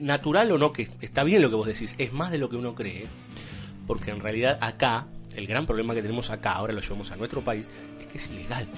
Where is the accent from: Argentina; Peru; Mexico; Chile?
Argentina